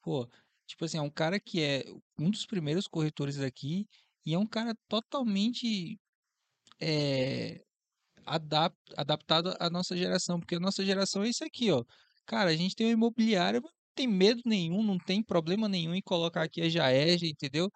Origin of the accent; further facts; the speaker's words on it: Porto Velho, Rondônia, Brazil; Eu sou de Porto Velho, Rondônia